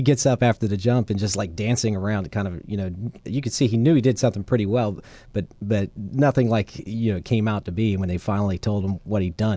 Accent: Charleston, South Carolina, United States; I'm from Charleston, South Carolina

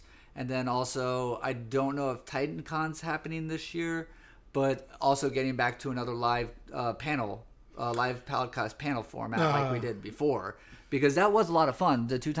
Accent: Florida, United States; It seemed a little sketchy this year with mask mandates and Florida. So I miss my home state, but there's some stuff I want to be careful about in my home state.

